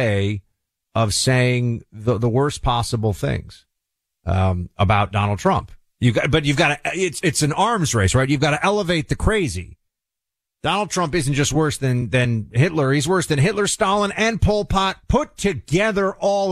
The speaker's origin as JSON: {"language": "English", "region": "New York", "country": "United States", "tie": "born or raised there", "said": "As a New Yorker, I've been hearing so much about Reverend Al since I was a little kid"}